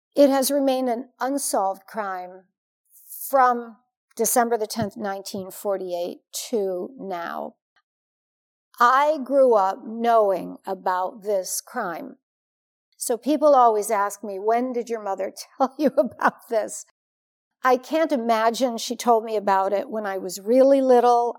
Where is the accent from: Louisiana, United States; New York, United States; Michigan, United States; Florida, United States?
Michigan, United States; Warren; moved away; I grew up here. I was born and raised here on Lorraine.